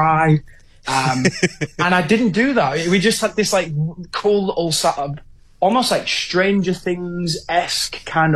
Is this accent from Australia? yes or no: no; Hull, Yorkshire and the Humber, United Kingdom; my hometown of Hull